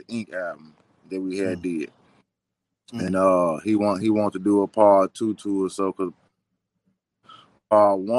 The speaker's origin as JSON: {"language": "English", "town": "Memphis", "region": "Tennessee", "country": "United States", "tie": "born or raised there", "said": "Growing up in Memphis"}